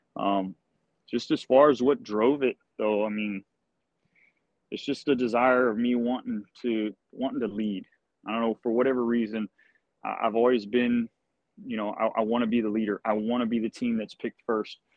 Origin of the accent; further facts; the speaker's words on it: Gonzales, Texas, United States; Gonzales Fire Department, you know, my hometown